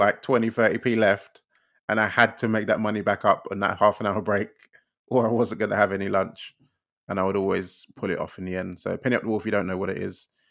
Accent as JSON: {"language": "English", "region": "London", "country": "United Kingdom", "said": "we're both from East London"}